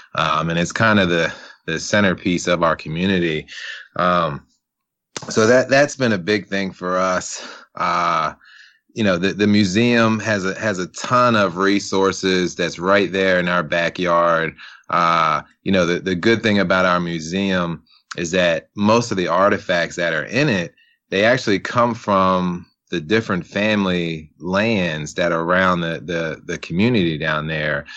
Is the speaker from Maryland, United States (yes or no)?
yes; Salisbury, Maryland, United States; now in Columbia, Maryland, United States; I'm originally from, born and raised in Salisbury, Maryland